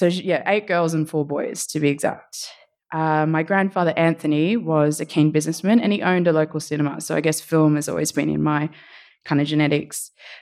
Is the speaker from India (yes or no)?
no; Suva, Central Division, Fiji; born there; So I was born in Tamavua Private Hospital, which is in Suva, Fiji, in March of 1985.